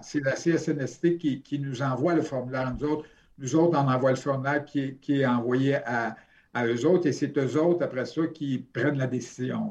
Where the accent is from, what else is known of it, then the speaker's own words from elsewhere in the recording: Sherbrooke, Quebec, Canada; je suis de Sherbrooke à la base